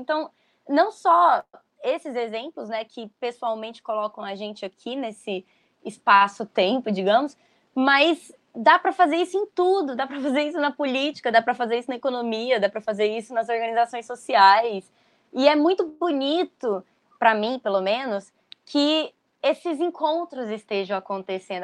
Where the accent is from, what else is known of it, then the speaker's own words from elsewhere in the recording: Goiânia, Goiás, Brazil; Nós, do jornal Metamorfose, que somos de Goiânia, né? Apesar de não estarmos todos lá mais